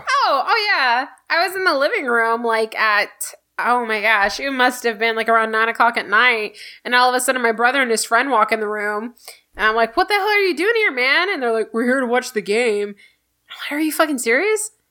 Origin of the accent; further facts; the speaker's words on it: Houston, Texas, United States; I am proud of the city I grew up in. I'm a first generation Houstonian